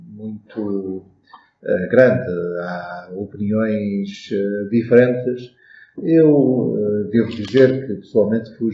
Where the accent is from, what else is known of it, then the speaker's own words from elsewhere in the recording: Portugal; first language Portuguese; Podemos ir à praia e pensar que somos portugueses e na língua portuguesa que é a nossa língua